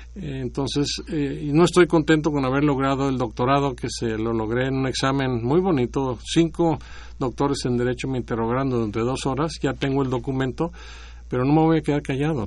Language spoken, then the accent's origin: Spanish; Guasave, Sinaloa, Mexico; moved away; also born or lived in Washington, D.C.; En mi pueblo, en Guasave, Sinaloa